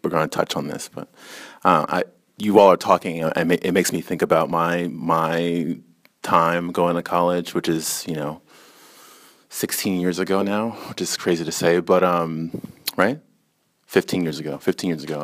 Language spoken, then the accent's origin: English; Newark, New Jersey, United States; I grew up in Newark, a heavily Democratic, you know, neighborhood